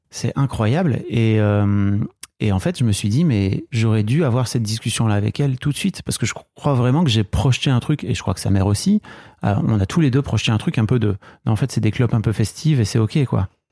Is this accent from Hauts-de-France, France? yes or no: yes; the North, Hauts-de-France, France; nous on vient du Nord